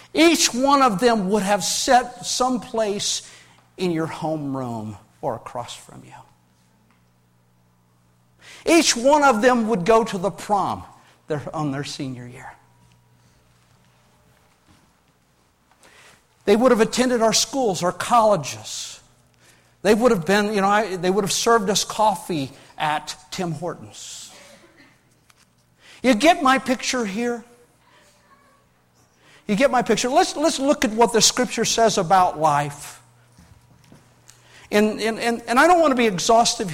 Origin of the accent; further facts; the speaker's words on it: United States